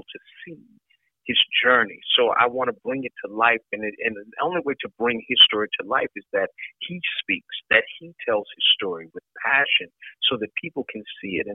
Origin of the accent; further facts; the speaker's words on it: Texas, United States; I was born and raised in Texas